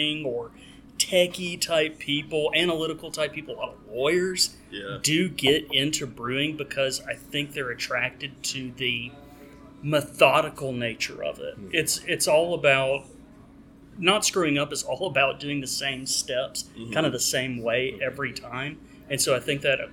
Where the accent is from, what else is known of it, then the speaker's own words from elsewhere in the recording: Birmingham, Alabama, United States; my hometown, Birmingham